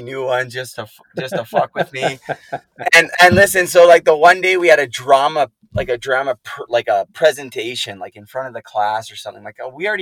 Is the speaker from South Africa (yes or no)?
no; Port Coquitlam, British Columbia, Canada; my hometown of Port Coquitlam